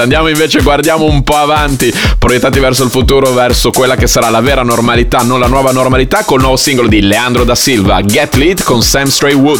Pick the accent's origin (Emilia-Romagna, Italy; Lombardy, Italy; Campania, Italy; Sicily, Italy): Emilia-Romagna, Italy; Bologna; bolognese come me